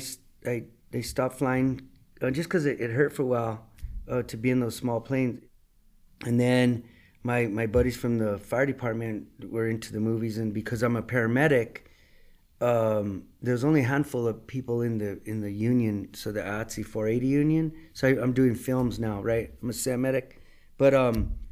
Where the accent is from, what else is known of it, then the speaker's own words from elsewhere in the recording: United States; I grew up in Old Town. And went to San Felipe, and we were in church all the time